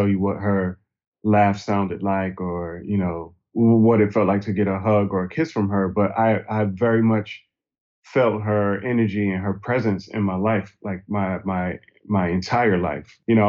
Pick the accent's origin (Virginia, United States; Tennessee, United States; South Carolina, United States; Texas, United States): South Carolina, United States; Hartsville; also born or lived in Brooklyn, United States; now in Atlanta, United States; I was born in Brooklyn, New York, but I grew up mostly in a small town in South Carolina called Hartsville, South Carolina.